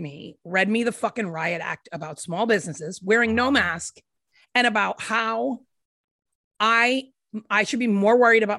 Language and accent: English; Rhode Island, United States; moved away as an adult; also born or lived in Chicago; now in Nashville, United States; I grew up in Rhode Island and I lived there until I was 22. And then I moved to Chicago and I lived there for 10 years.